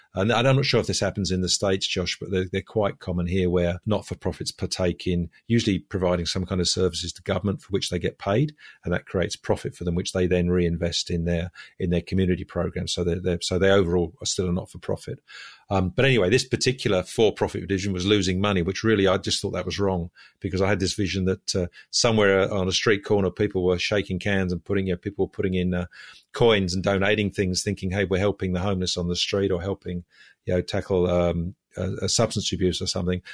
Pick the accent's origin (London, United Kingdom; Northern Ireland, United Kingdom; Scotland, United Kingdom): London, United Kingdom; moved away as an adult; also born or lived in Budapest, Hungary; now in Sydney, Australia; As you can probably hear from my voice, I'm originally English. I was born in, uh, in London, spent, uh, thirty years living in London.